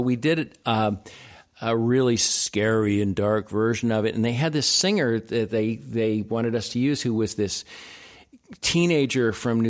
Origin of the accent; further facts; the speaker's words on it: Japan; born there; I was born in Japan.